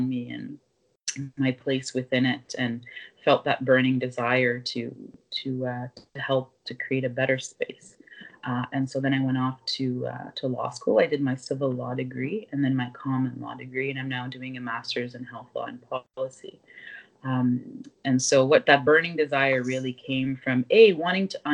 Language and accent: English; southwest Nova Scotia, Canada; moved away as an adult; now in Ottawa, Canada; I was raised in Mi'kma'ki in southwest Nova Scotia, what I affectionately call the Kespequit